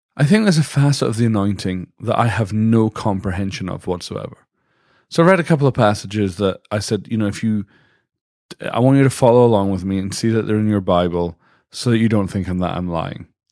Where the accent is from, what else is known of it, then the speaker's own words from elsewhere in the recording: Dundee, Scotland, United Kingdom; now in United States; I'm from Dundee, Scotland